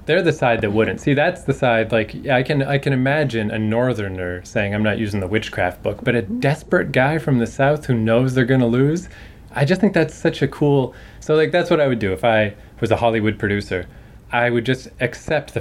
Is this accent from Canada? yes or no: yes; Canada; I'm a Canadian